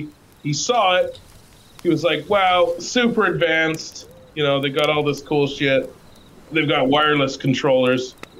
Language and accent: English; United Kingdom; No, because I'm British.